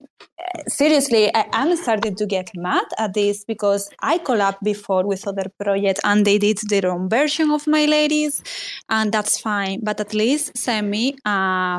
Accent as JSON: {"language": "English", "country": "Spain", "said": "I'm from Spain"}